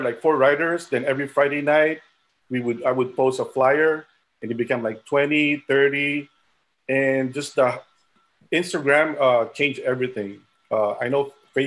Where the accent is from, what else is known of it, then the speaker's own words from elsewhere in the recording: Manila, Metro Manila, Philippines; also born or lived in Rochester, New York; now in Los Angeles, United States; I was born in the Philippines, and I was born in Manila.